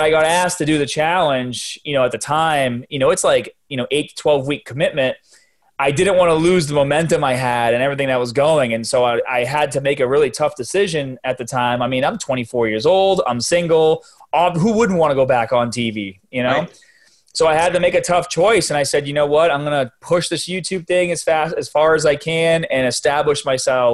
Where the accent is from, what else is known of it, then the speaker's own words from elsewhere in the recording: Boston, Massachusetts, United States; accent: Boston; now in Florida, United States; I'm a Boston guy in Florida right now